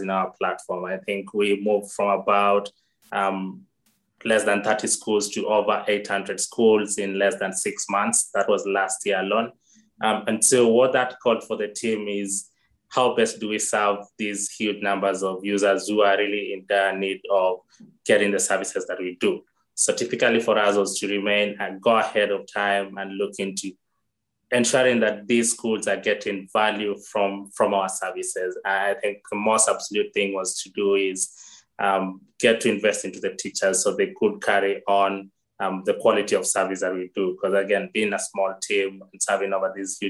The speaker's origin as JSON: {"language": "English", "country": "Kenya", "tie": "born or raised there", "said": "I'm born and bred in Kenya"}